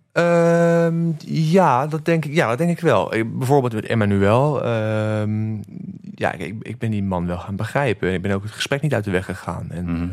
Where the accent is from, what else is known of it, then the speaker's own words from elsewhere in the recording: The Hague, South Holland, Netherlands; also born or lived in Antwerp / New Zealand; Den Haag, waar ik vandaan kom